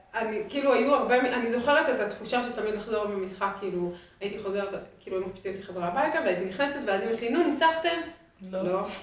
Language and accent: Hebrew; Jerusalem, Jerusalem District, Israel; moved away as an adult; now in Tel Aviv, Israel; בתור ירושלמית שהיום גרה בתל אביב